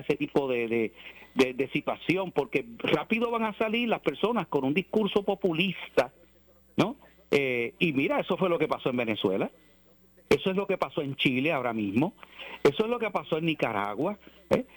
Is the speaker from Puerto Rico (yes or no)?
yes; Puerto Rico; yo amo mi país y soy puertorriqueño